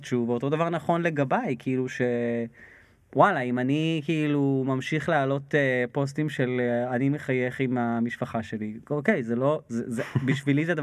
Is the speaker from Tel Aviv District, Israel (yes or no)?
yes; Ramat Gan, Tel Aviv District, Israel; אני נולדתי רמת גני, אז יש לי סנטימנטים